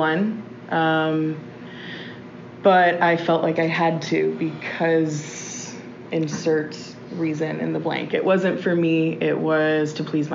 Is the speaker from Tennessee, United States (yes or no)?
no; Austin, Texas, United States; I was born and raised here in Austin